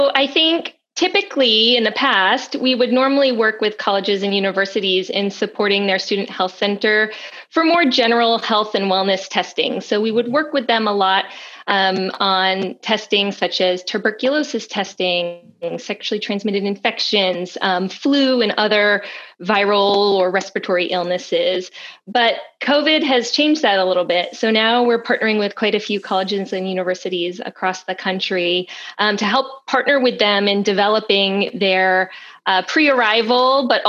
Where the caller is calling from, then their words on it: Cumberland, Rhode Island, United States; I am joining you from Cumberland, Rhode Island.